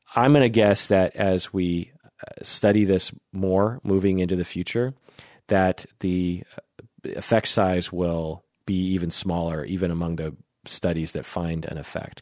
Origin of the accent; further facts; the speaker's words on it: Issaquah, Washington, United States; growing up in Issaquah, which is just a little bit east of Seattle